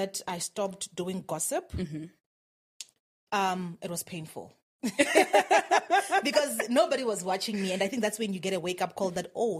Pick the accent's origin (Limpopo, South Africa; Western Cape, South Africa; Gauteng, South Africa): Limpopo, South Africa; Venda; moved away as an adult; also born or lived in Pretoria; So I had to watch the people that I came with from Venda graduating